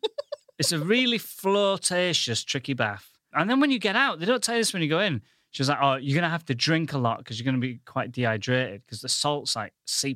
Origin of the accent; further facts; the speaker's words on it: Goole, Yorkshire and the Humber, United Kingdom; now in London, United Kingdom; I come from the northern town of Ghoul.